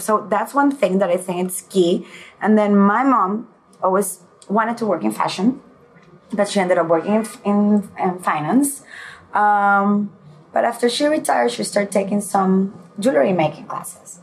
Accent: Puerto La Cruz, Anzoátegui, Venezuela; moved away; also born or lived in Caracas, Venezuela / Milan, Italy / Spain; when I was nine years old, I moved to Puerto La Cruz

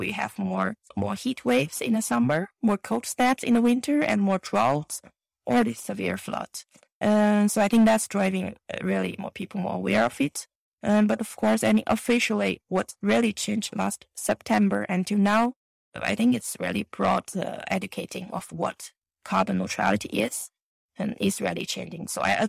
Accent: Xinjiang, China; English is a second language; this July is exactly my hometown in Xinjiang

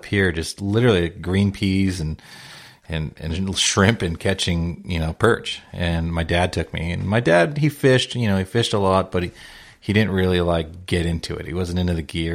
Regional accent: South Bay, California, United States; I grew up in the South Bay

